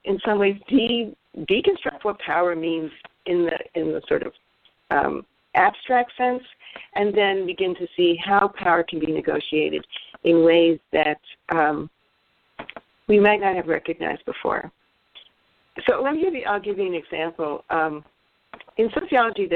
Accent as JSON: {"language": "English", "country": "United States", "said": "we in the United States and as American women"}